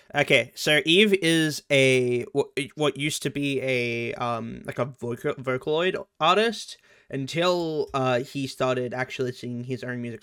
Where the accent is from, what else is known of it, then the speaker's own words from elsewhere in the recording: Australia; I'm Australian